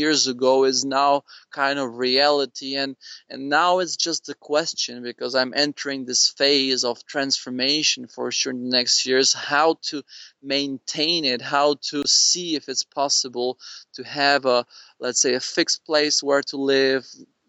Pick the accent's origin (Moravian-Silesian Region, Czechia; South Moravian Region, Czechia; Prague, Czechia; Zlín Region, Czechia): Prague, Czechia; I grew up in Prague